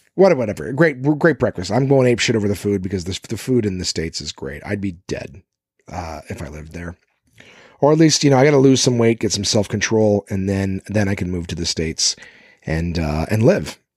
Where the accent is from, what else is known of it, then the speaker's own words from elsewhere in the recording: Canada; I'm Canadian